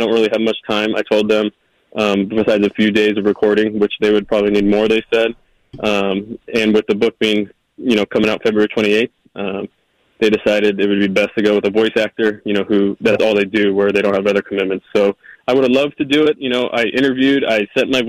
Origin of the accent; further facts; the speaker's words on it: California, United States; being home in California